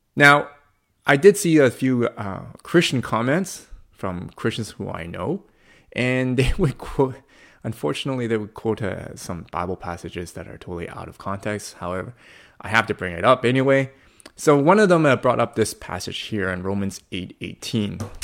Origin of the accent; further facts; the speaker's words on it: Coquitlam, British Columbia, Canada; born and raised in, uh, in this province, uh, born and raised in Kukulam